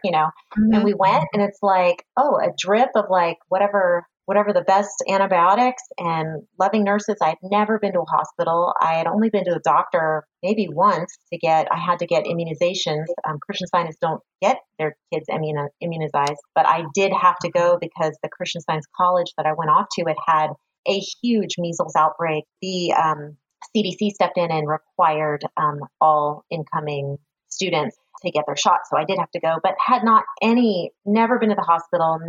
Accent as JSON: {"language": "English", "area": "San Francisco Bay Area", "region": "California", "country": "United States", "tie": "born or raised there", "lives_now": "Roseville, United States", "said": "I grew up in the Bay Area, San Francisco Bay Area, and met my husband when we were like eighth graders"}